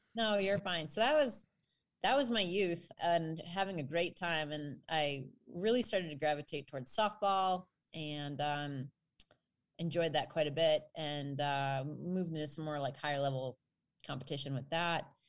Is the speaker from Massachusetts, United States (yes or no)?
no; northwestern suburbs of Chicago, Illinois, United States; I grew up in a teeny tiny community. in the far northwestern suburbs of Chicago